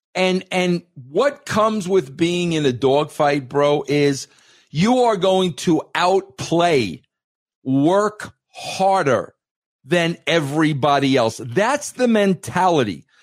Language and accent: English; New York, United States; Being a New Yorker, coming from that part of the world